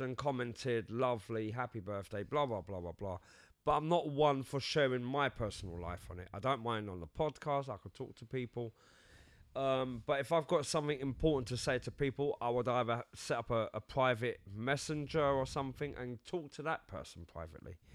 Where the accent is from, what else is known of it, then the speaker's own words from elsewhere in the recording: London, United Kingdom; also born or lived in Cyprus; I was born in London